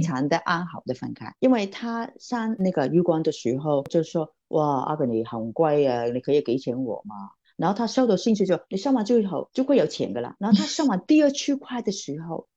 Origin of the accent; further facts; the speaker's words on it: Hong Kong; 我是来自香港的